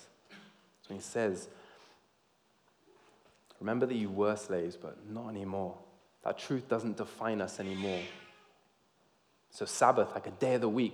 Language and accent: English; Georgia, United States; I grew up in the South in America, in Georgia